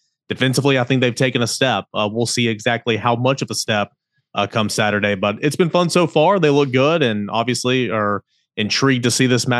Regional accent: East Tennessee, United States; I grew up in East Tennessee.

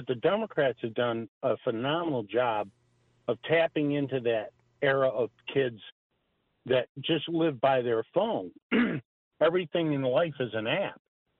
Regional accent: New York, United States; moved away; So I'm a transplant from Central New York, and I'm a retired cop, and so I'm semi-retired.

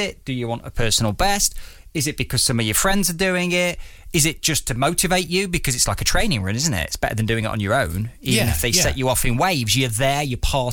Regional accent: Derby, East Midlands, United Kingdom; now in Bristol, United Kingdom; I'm from Derby, and it was great to go back for a few days with Martina, catch up with my grandma

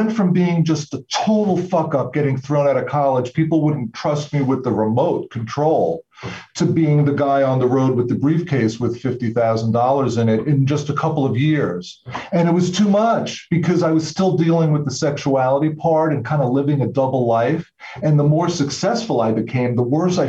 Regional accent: Long Island, New York, United States; now in Massachusetts, United States; I'm actually originally from New York. So I grew up on Long Island.

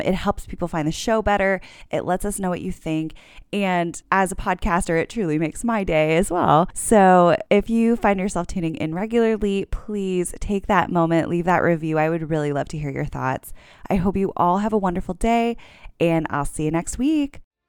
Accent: South Florida, United States; growing up in South Florida, you learn Spanish

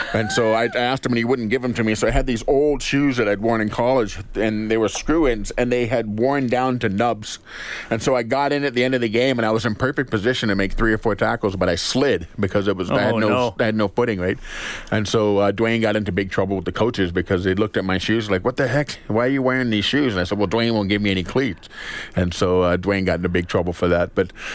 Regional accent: Canada; born there; And the CFL didn't realize that I was born in Canada.

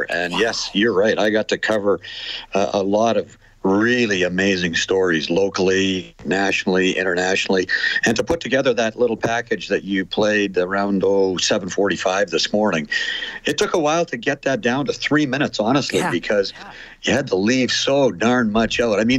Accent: Edmonton, Alberta, Canada; when I was going to, to high school in the '60s, I went to Bonnie Doon, which is uh, now Vimy Ridge. So I grew up in Edmonton too, Shay

